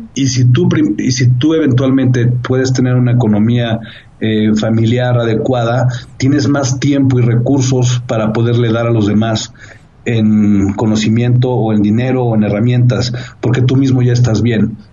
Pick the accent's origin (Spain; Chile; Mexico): Mexico; tengo un orgullo fuerte de ser mexicano